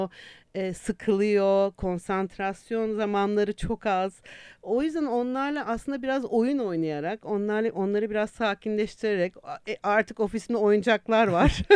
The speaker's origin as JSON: {"language": "Turkish", "region": "Istanbul", "country": "Turkey", "tie": "born or raised there", "also_born_or_lived": "England", "moved": "as an adult", "said": "İstanbul doğumluyum ben"}